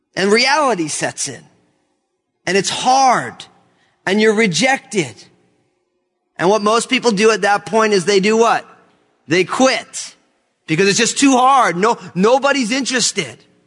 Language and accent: English; New Jersey, United States; moved away; also born or lived in California; I left California to go back to my home state of New Jersey